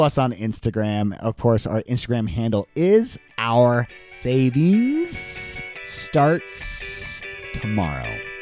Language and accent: English; Southern California, United States; We grew up in Southern California